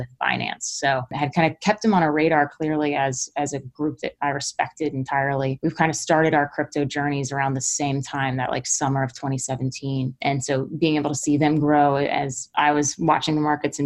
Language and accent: English; Florida, United States; also born or lived in London / Hong Kong; now in San Francisco, United States; I was from Florida